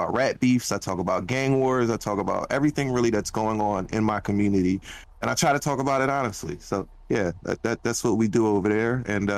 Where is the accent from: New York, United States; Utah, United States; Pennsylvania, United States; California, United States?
Pennsylvania, United States; Philadelphia; I'm from Philly